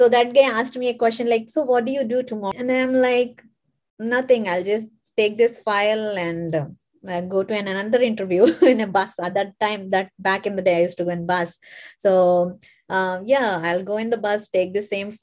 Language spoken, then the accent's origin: English; India; moved away as an adult; now in United States; I'm an immigrant like from India. I hail from India